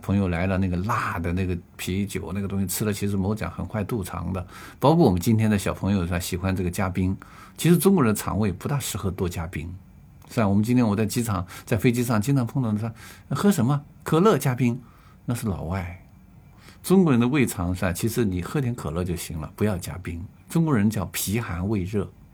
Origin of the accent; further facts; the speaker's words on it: China; 我们中国人叫摄身